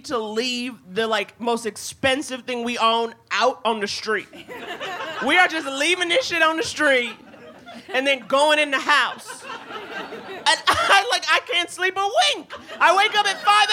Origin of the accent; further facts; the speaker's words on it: New York, United States; I grew up in New York